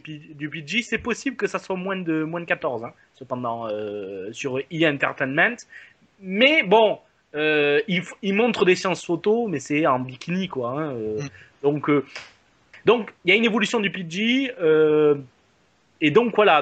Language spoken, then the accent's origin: French; France; comme chez nous en France